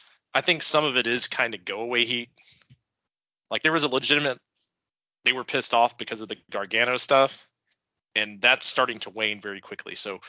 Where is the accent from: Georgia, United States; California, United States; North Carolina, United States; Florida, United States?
Georgia, United States; Gainesville; I'm from Gainesville, Georgia. Let's do it in my hometown.